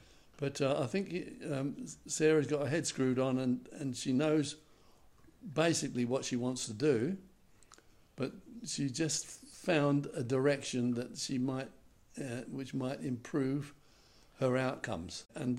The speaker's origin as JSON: {"language": "English", "region": "London", "country": "United Kingdom", "tie": "born or raised there", "said": "I was born in January of 1939. That was just at the beginning, right at the beginning of the war. And I experienced with my family some of the worst bombing in London at the time."}